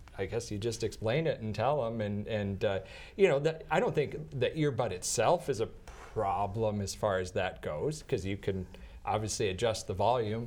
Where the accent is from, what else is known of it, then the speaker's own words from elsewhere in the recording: Madison, South Dakota, United States; now in Brookings, United States; I'm from Madison, South Dakota